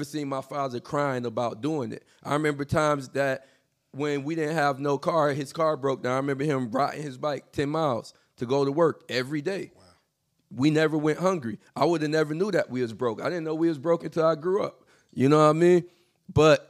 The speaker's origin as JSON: {"language": "English", "region": "Florida", "country": "United States", "tie": "born or raised there", "said": "I was born and raised in Florida"}